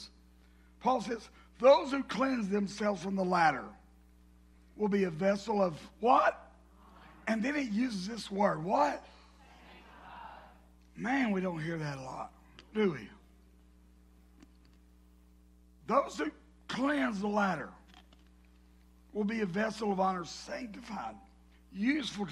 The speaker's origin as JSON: {"language": "English", "region": "the South", "country": "United States", "accent": "southern", "said": "my southern accent."}